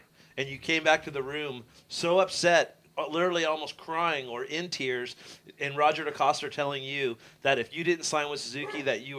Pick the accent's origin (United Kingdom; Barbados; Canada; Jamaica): Canada; Sorry, because you know I'm from Canada.